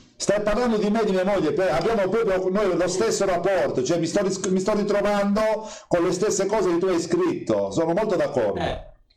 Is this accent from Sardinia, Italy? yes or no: yes; Sardinia, Italy; io sono sardo